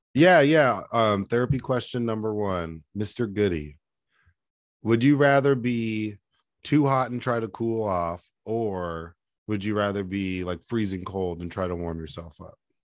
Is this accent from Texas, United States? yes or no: yes; Dallas, Texas, United States; also born or lived in Denver; I grew up in Dallas